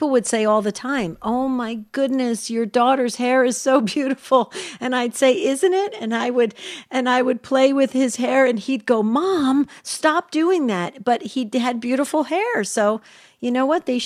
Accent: the South, United States; born or raised there; now in Arizona, United States

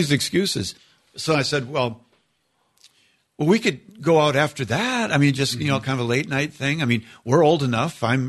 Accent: Minnesota, United States; moved away; also born or lived in Iowa / Steubenville, Ohio; I was born in Iowa, raised in Minnesota.

